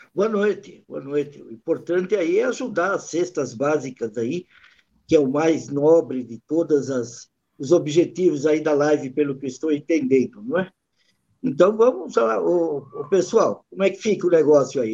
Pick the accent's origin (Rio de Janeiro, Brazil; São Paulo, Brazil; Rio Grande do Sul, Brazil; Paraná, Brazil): São Paulo, Brazil; nós somos da Principado da Moca